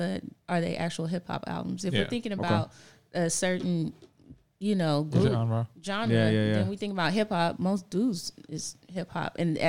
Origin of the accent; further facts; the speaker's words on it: California, United States; Like, we be from Cali, we more chill.